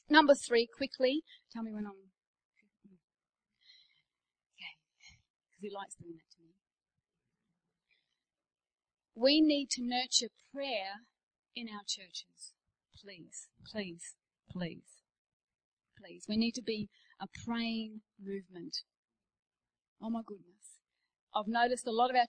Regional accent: Australia; moved away; I'm Australian

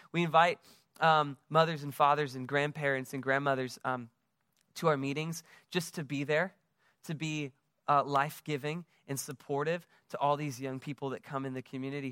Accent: United States; now in West Palm Beach, United States; I am from the United States, as you can tell from my accent

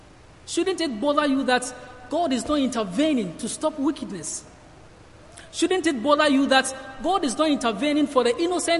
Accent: Ghana; moved away as an adult; I'm from Ghana, and I'm here studying at Cornhill and doing my placement here

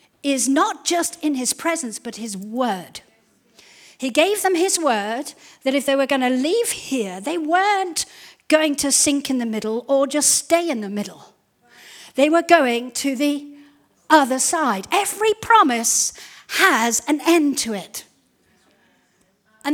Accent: Zimbabwe; when we were growing up in Zimbabwe

